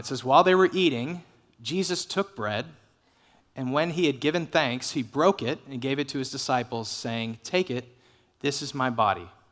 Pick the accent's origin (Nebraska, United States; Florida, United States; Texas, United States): Texas, United States; Dallas; I grew up in the Dallas area